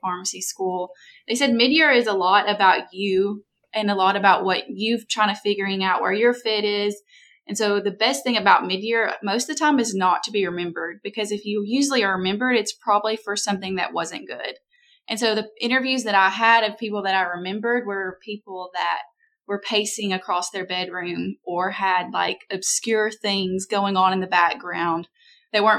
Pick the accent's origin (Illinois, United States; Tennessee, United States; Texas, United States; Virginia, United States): Tennessee, United States; Winchester; now in Huntsville, United States; I'm from Winchester, Tennessee